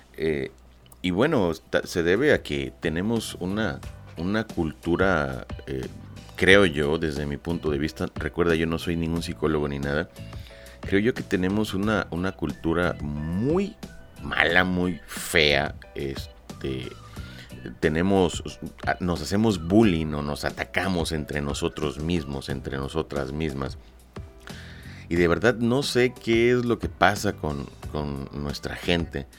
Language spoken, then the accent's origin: Spanish; Lerdo de Tejada, Veracruz, Mexico; yo soy nacido en Ciudad Lerdo de Tejada, Veracruz, en la República Mexicana